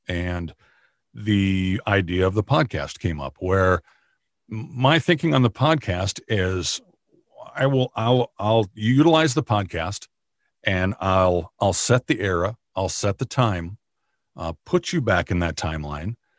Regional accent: Minnesota, United States; also born or lived in Arizona / Nebraska / Kansas; I grew up in Minnesota, in the, in the county that I work in now.

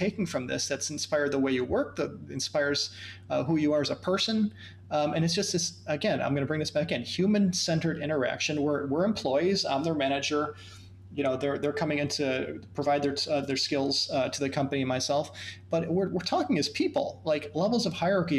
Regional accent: United States; being American workers

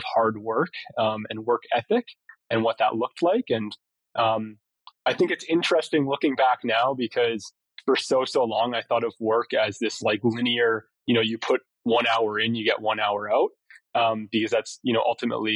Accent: Vancouver Island, British Columbia, Canada; moved away as an adult; also born or lived in Kitchener-Waterloo, Ontario / Victoria, British Columbia / Hong Kong; now in Calgary, Canada; So I was born in Kitchener-Waterloo at about 4 years old, though family and myself obviously moved to Vancouver Island.

